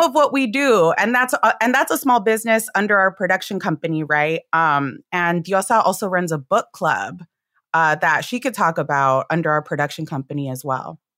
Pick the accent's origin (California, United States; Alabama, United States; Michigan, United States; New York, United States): California, United States; Los Angeles; I'm a third gen Chicana from L A. I'm Mexican American.